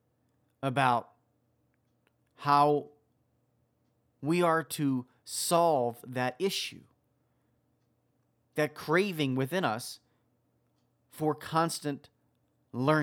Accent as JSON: {"language": "English", "region": "Wisconsin", "country": "United States", "tie": "born or raised there", "said": "the state of Wisconsin, which is my home state."}